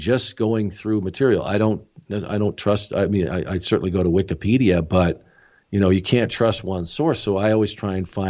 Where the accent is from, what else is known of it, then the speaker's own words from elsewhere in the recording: small town near Tucson, Arizona, United States; moved away; I grew up in a small town